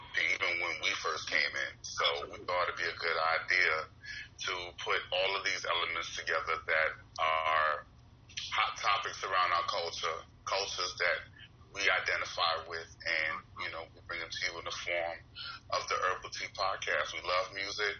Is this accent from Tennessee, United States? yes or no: no; Norfolk, Virginia, United States; also born or lived in Brooklyn, New York; Brooklyn, New York is where I was born, and I was raised in Virginia, Norfolk, you know, area, 757